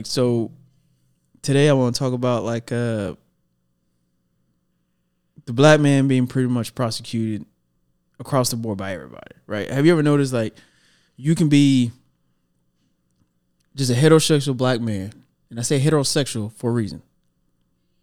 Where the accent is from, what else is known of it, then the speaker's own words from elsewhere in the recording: Dallas, Texas, United States; also born or lived in McKinney, Texas; I am from Dallas. I got the birth certificate to prove it. Born and raised